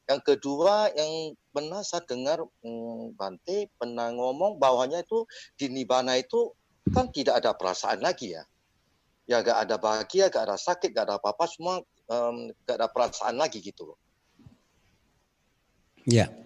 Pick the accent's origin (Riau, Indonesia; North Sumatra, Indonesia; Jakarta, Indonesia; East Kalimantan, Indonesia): North Sumatra, Indonesia; Medan; Ini eh, saya dari Medan ya